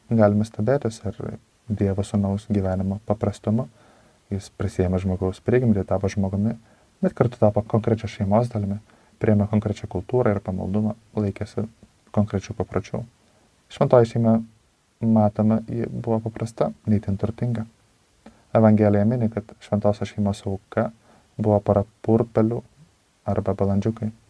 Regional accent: Lithuania; Na, mes, lietuviai, be abejonės, sakykime, greičiausiai patenkame į šią kategoriją, nesame žydai.

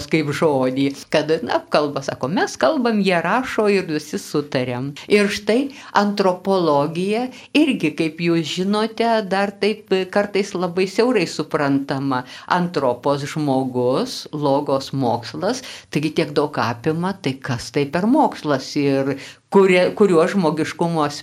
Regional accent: Lithuania; Mes e, čia, kur augome Lietuvoje, na, buvo tokių įvairių buvo laikas, kai nebuvo psichologijos.

